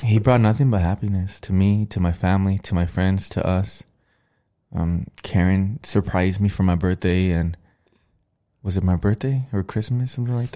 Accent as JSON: {"language": "English", "town": "Los Angeles", "region": "California", "country": "United States", "said": "I was from Los Angeles"}